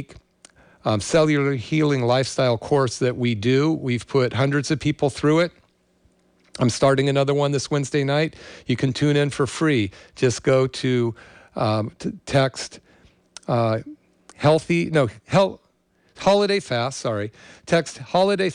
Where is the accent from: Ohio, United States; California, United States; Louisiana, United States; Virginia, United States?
California, United States; Berkeley; now in Santa Cruz, United States; I grew up in the Berkeley area during the People's Park era